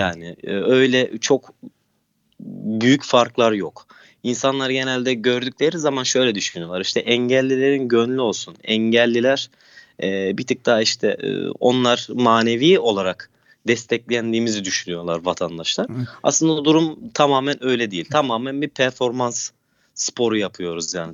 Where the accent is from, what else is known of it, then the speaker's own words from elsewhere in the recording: Turkey; kendi memleketimde